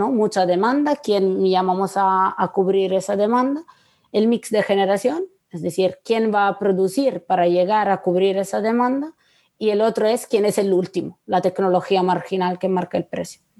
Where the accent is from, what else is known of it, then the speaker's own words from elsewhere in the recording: Italy; Spanish is a second language; yo no lo entenderé porque soy italiana.